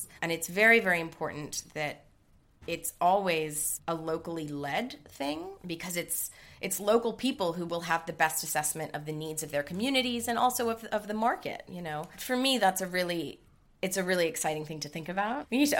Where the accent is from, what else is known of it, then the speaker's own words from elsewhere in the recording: New York, United States; accent: American; I'm half Greek, half German, but I grew up in New York, hence the American accent.